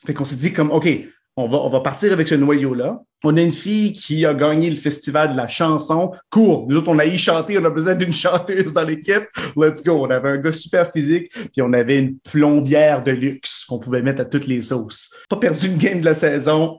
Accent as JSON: {"language": "French", "town": "Winnipeg", "region": "Manitoba", "country": "Canada", "also_born_or_lived": "Ottawa", "moved": "as an adult", "lives_now": "Moncton, Canada", "said": "Ben, j'ai un deuxième chez nous"}